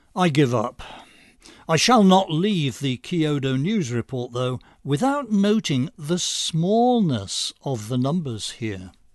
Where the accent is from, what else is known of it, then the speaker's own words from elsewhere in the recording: United Kingdom; now in United States; As an American ex-Brit